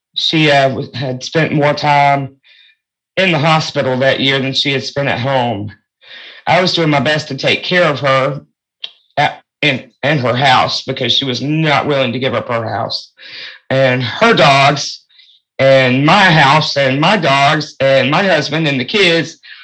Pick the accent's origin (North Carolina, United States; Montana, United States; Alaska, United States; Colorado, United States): North Carolina, United States; also born or lived in New York State / Fayetteville, North Carolina; we moved to North Carolina from New York State when I was about seven or eight years old.